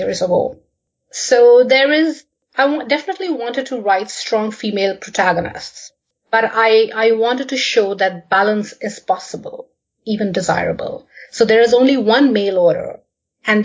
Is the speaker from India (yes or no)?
yes; India; moved away as an adult; now in Canada; I was born and brought up in India, but I have lived and worked in many different countries